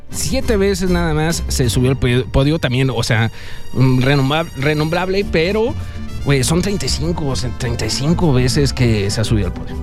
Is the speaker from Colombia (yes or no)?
no; Mexico; nosotros como mexicanos